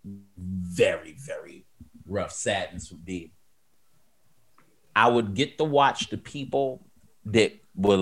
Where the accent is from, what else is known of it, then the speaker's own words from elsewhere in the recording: United States; I'm American.